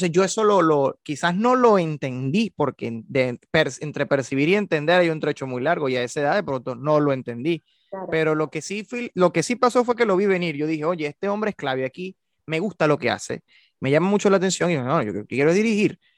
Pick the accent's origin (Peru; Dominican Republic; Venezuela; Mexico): Venezuela; Barquisimeto, Lara; como he trabajado hasta ahora, que es de donde vengo, yo en Núcleo Barquisimeto fui director musical de la Orquesta Sinfónica Juvenil Franco Medina